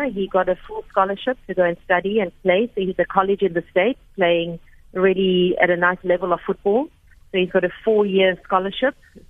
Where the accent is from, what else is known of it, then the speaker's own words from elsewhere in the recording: Cape Town, Western Cape, South Africa; now in Johannesburg, South Africa; I grew up in Cape Town